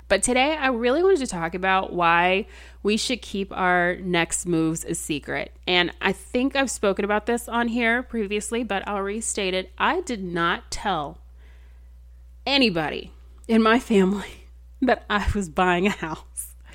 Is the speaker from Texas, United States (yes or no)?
yes; Texas, United States; I'm, I'm from Texas.